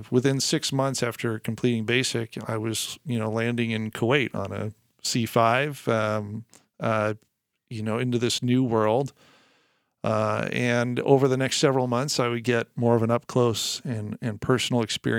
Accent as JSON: {"language": "English", "town": "San Rafael", "region": "California", "country": "United States", "tie": "born or raised there", "said": "Where I grew up in San Rafael, I would often go with my dad down to the place they worked."}